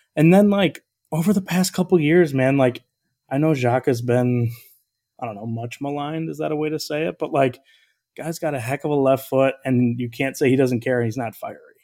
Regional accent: outside of Chicago, Illinois, United States; I grew up outside of Chicago

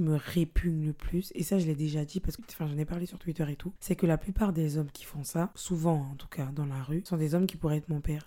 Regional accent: French Guiana; on a été élevés en Guyane

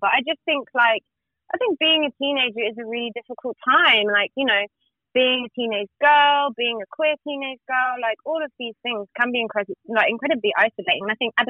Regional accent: Reading, South East England, United Kingdom; I'm from Reading.

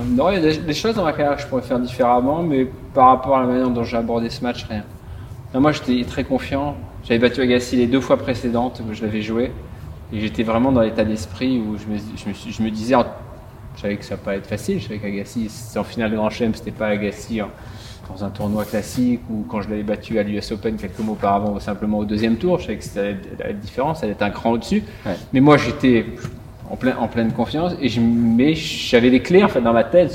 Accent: Provence-Alpes-Côte d'Azur, France; chez moi en Provence

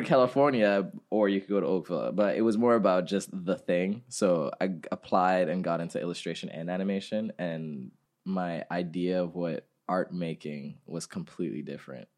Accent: Ghana; moved away; We grew up in Ghana

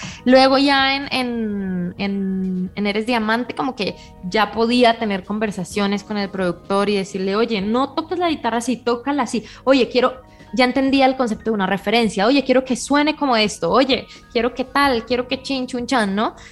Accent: Bucaramanga, Santander, Colombia; moved away as an adult; also born or lived in Boston; now in Mexico City, Mexico; Yo, salí muy poco de Bucaramanga hasta que no tuve 16 años

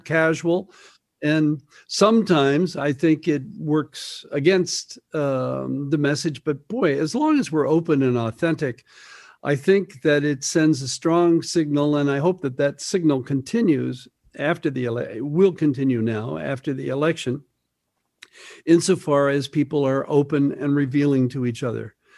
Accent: Midwest, United States; moved away; also born or lived in Greenwich Village, New York; a young kid growing up in the Midwest

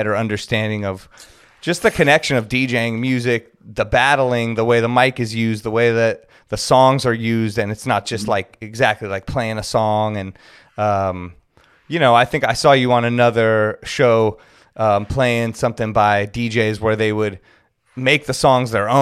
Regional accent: Los Angeles, California, United States; I'm from L.A.

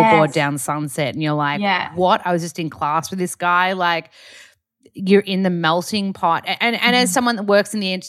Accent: Australia; accent: Aussie; my accent's not strong enough Aussie because I've been here for like 16 years or something

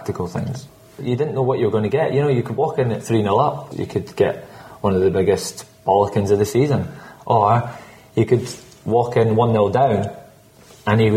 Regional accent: Scotland, United Kingdom; I'm Scottish

